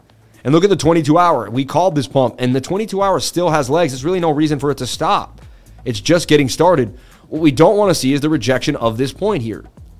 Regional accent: Boston, Massachusetts, United States; from Boston.

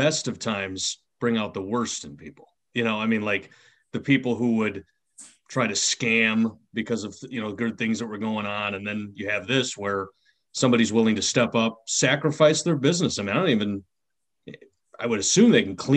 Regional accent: Chicago, Illinois, United States; also born or lived in Waterbury, Connecticut; now in Connecticut, United States; I grew up in Chicago

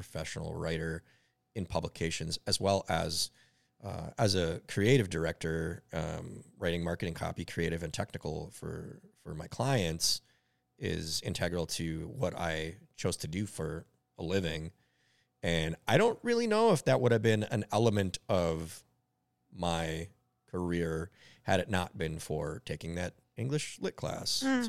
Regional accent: Minneapolis, Minnesota, United States; Yep. Yep. I was born and raised in Northeast Minneapolis. I've been in Northeast Minneapolis pretty much my entire life.

